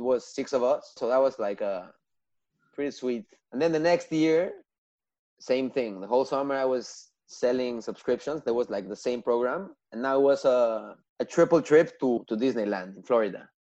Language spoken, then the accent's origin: English; Mexico City, Mexico; moved away; also born or lived in Montreal; I was born and raised in Mexico City